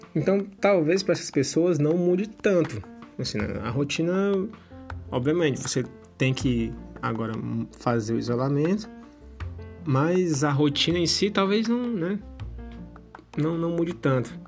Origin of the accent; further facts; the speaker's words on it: Brazil; moved away as an adult; nasci no Brasil.